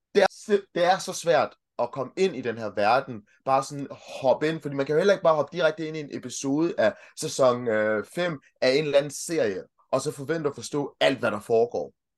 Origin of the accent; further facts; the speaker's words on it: Denmark; also born or lived in Kenya; jeg kom hertil, jeg kom til Danmark i 1990, så jeg har sådan set brugt hele mit liv i, øh, i Danmark